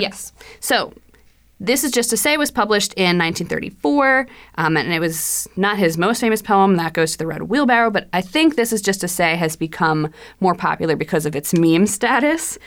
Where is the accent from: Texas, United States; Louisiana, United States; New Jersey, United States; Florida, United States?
New Jersey, United States; I am also from New Jersey.